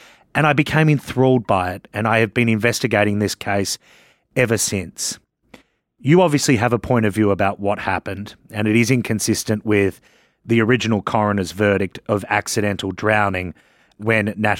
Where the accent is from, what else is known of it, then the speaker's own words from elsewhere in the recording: Australia; moved away as an adult; now in United States; As an Australian who moved to the United States in 2008